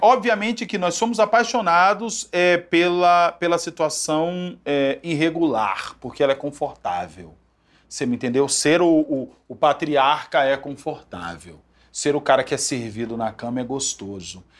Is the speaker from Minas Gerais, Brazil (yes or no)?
no; Salvador, Bahia, Brazil; Eu venho né, do, de Salvador